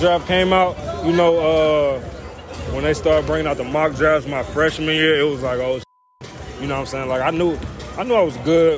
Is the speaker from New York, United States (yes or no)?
no; Louisiana, United States; I'm from Louisiana, man, a small-ass town in Louisiana